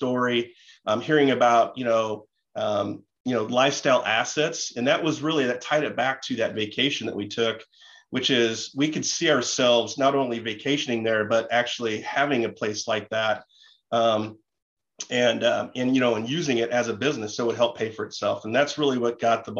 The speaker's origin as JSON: {"language": "English", "town": "Kansas City", "country": "United States", "said": "we're from Kansas City"}